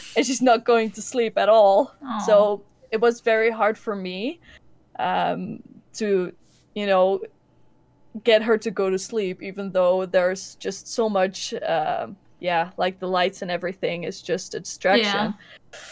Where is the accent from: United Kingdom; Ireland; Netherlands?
Netherlands; Enschede, Overijssel; we're from Enschede, from Holland